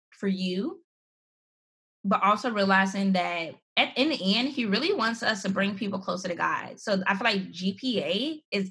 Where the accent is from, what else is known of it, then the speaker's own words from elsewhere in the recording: Gary, Indiana, United States; I grew up in Gary, Indiana, this small city